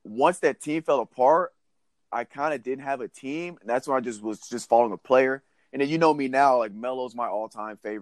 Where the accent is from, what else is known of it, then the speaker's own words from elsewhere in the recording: Tennessee, United States; I was born and raised in Tennessee